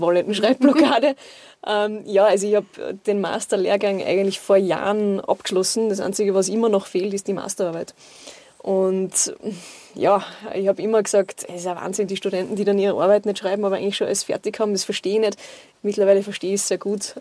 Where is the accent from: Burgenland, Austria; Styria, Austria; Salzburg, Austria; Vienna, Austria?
Salzburg, Austria; Großgmain; in meiner Heimatgemeinde in Großgemein